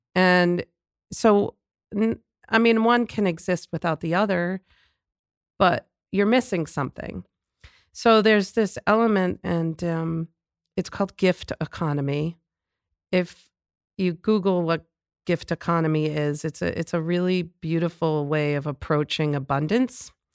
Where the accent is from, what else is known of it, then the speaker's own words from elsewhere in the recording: Lawrence, Massachusetts, United States; I grew up in Lawrence